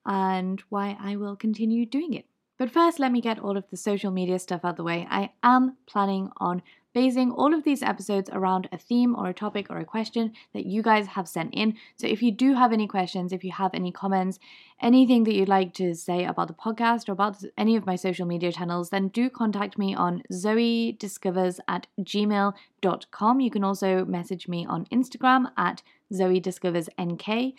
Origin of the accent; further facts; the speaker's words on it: Liverpool, North West England, United Kingdom; accent: Liverpool; apparently my Liverpool accent is fake. I don't actually have a Liverpool accent, despite the fact that I am from Liverpool in the UK.